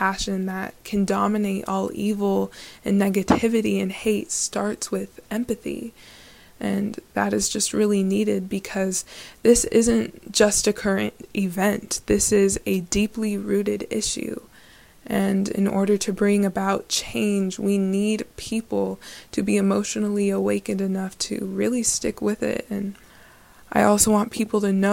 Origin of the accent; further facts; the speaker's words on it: Albuquerque, New Mexico, United States; I'm 16 years old, and I was born and raised in Albuquerque, New Mexico